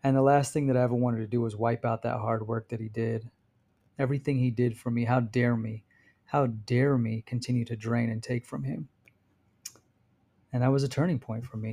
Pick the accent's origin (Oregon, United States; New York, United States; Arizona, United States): Arizona, United States; moved away as an adult; also born or lived in California; now in Utah, United States; Arizona, even though it's my home state